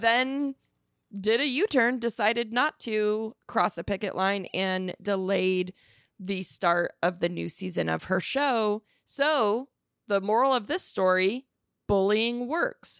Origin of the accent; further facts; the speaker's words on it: Arizona, United States; I'm from Arizona